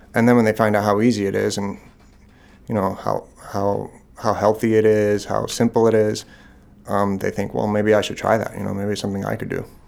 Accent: Long Island, New York, United States; also born or lived in Boston; now in Maine, United States; I grew up on Long Island in New York

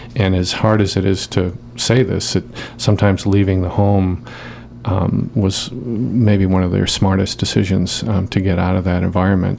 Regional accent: Boston, Massachusetts, United States; moved away as an adult; now in Portland, United States; I'm from the Boston area.

